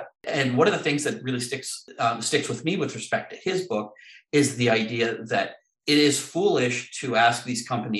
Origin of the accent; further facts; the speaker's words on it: Canada; As a Canadian